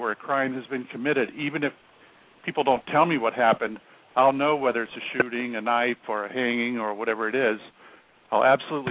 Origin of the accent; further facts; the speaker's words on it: Florida, United States; moved away as an adult; also born or lived in Salem, Massachusetts; I was born in Florida. However, the military took me to the Boston area. And of all places, I ended up in Salem, Massachusetts.